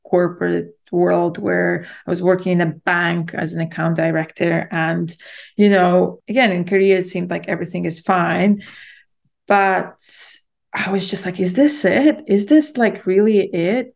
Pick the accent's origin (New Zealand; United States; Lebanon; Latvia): Latvia; moved away as an adult; also born or lived in London, United Kingdom; I'm born and raised in Latvia and then I moved to the UK to study in university in London when I was yeah in my early 20s